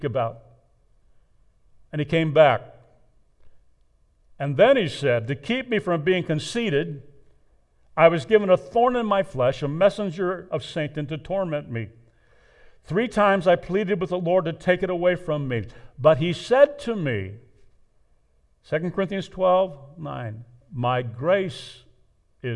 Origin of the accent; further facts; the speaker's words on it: United States; I was born in the United States of America